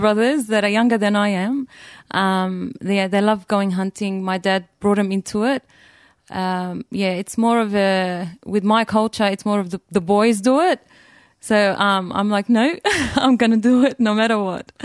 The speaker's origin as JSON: {"language": "English", "country": "Australia", "tie": "born or raised there", "said": "I was born in Australia, born and raised"}